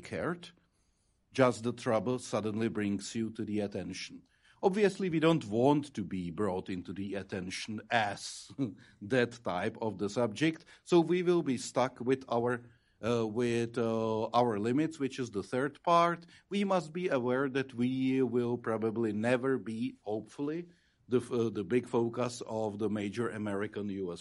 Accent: Czechia; as a Czech ambassador

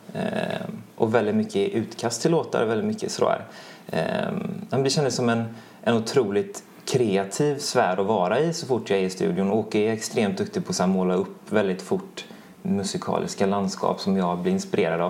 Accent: Mölnlycke, Västra Götaland, Sweden; jag är både uppvuxen i Mölnlycke och gått i skolorna i Mölnlycke

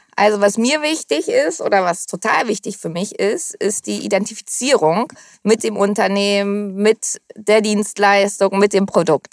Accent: Hamburg, Germany; also born or lived in Costa de la Luz, Spain; ich bin hier geboren, meine Eltern kommen aus Hamburg, meine Großeltern, also waschecht

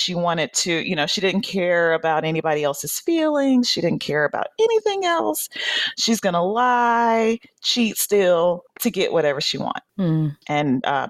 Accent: Atlanta, Georgia, United States; moved away; I was born on Peachtree, raised in Atlanta.

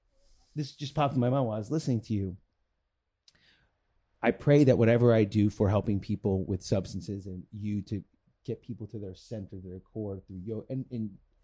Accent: East Coast, United States; Because I didn't have your mom. I was raised on the East Coast.

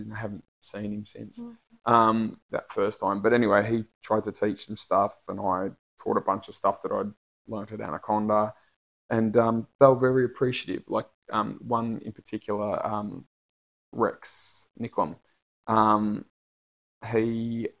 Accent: Australia; I'm from Australia.

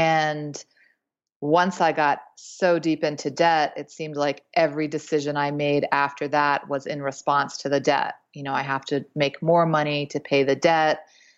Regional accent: East Coast, United States; I had a great childhood. I grew up on the East Coast and with my mom and dad and sister.

